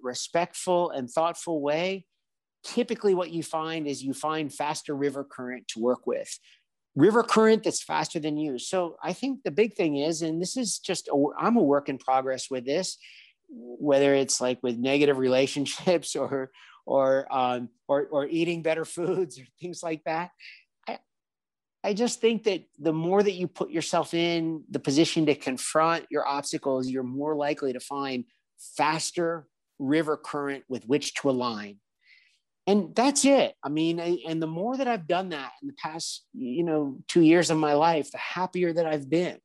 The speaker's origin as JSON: {"language": "English", "town": "Washington", "region": "District of Columbia", "country": "United States", "tie": "born or raised there", "moved": "as an adult", "lives_now": "Spain", "said": "I grew up in the Washington, D.C. area"}